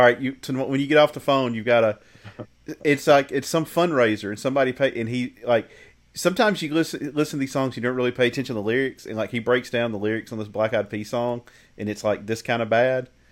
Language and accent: English; the South, United States; I grew up in the South